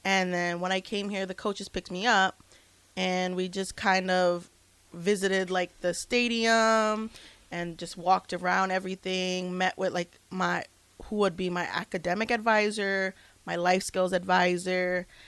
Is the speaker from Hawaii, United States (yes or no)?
yes; Hawaii, United States; I'm from Hawaii.